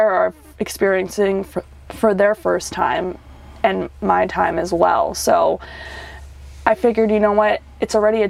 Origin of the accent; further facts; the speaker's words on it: New York, United States; I am from New York. I was born and raised in New York.